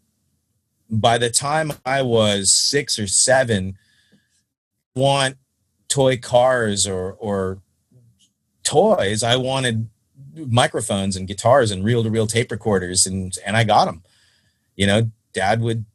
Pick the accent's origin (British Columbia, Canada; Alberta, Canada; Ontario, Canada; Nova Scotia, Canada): Ontario, Canada; Stratford; born or raised there